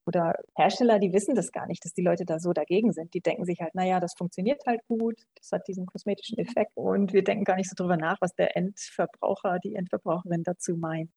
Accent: Germany; moved away as an adult; also born or lived in England; now in Vienna, Austria; Ich komme ursprünglich aus Deutschland, so Mitte nördlich, Nähe Münster, Nähe Osnabrück da oben.

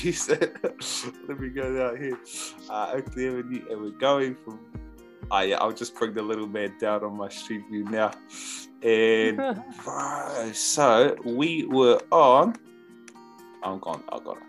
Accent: Palmerston North, Manawatū-Whanganui, New Zealand; also born or lived in Auckland; we moved to Palmy when I was about 5

